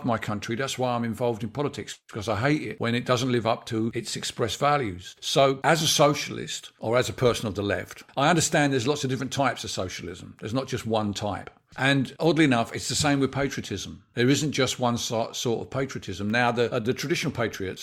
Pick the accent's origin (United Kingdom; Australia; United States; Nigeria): United Kingdom; England; we're English